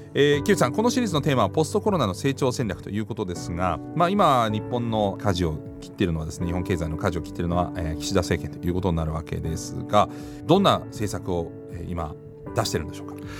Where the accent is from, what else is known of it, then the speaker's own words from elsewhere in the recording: Germany; now in Japan; 私のふるさとのドイツ